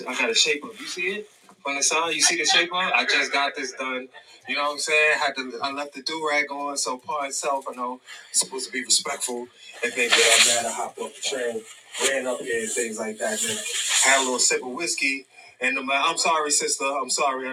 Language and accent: English; New York City, New York, United States; I'm from East New York, you know, so born and raised